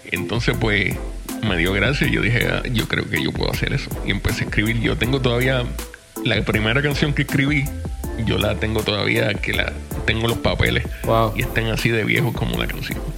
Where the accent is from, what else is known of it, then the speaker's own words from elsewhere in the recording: Puerto Rico; now in Florida, United States; yo estoy en Florida, pero yo yo era de Puerto Rico. Yo soy de Puerto Rico.